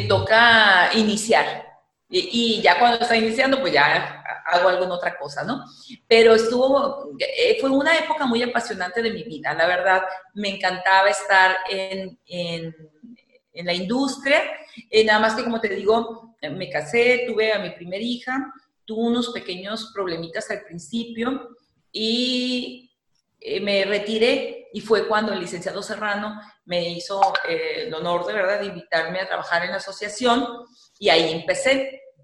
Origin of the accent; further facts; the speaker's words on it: Tijuana, Baja California, Mexico; yo soy nativa de la ciudad de Tijuana, Baja California, a mucho orgullo